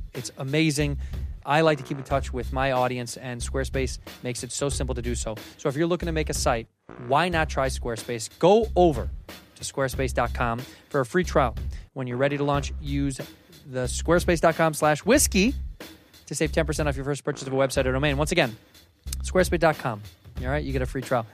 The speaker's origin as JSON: {"language": "English", "town": "Chicago", "region": "Illinois", "country": "United States", "tie": "born or raised there", "said": "I grew up in Chicago"}